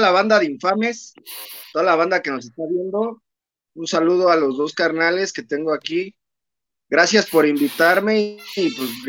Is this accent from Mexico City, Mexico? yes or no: no; Naucalpan, State of Mexico, Mexico; pues yo vengo de, soy hecho en Naucalpan, carnal. Yo ahí este, aprendí mis maromas eh, con el profesor Bombiro Infernal y este, pues yo soy naucalpense 100%.